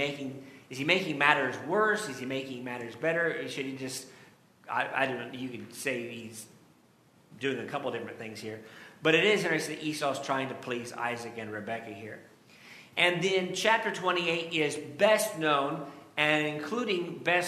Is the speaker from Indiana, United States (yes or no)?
yes; Indiana, United States; now in California, United States; growing up in Indiana and then moving to California